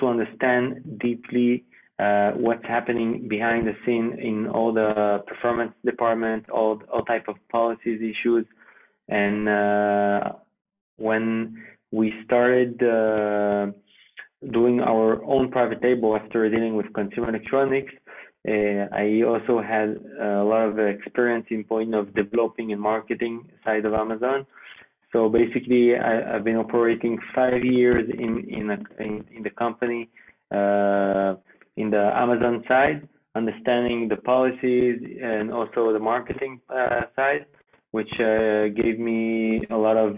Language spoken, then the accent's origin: English; Geneva, Switzerland; first language French; English is a second language; now in Israel; I originally was born in Switzerland. Okay. So the French side of Switzerland, which is Geneva, speak French. So my mother tongue language is French